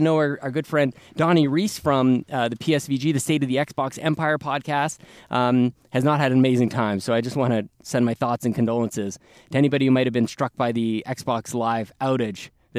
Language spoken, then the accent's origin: English; Canada; we make no apologies for being Canadian